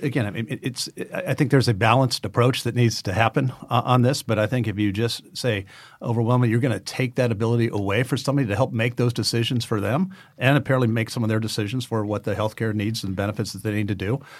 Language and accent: English; Oxnard, California, United States; I grew up in Oxnard, California